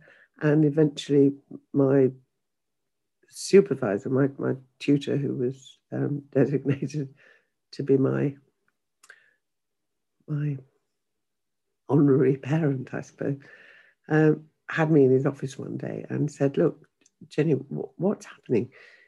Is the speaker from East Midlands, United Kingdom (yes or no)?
no; Yorkshire and the Humber, United Kingdom; she didn't want me to have a broad Yorkshire accent, so she sent me for elocution lessons.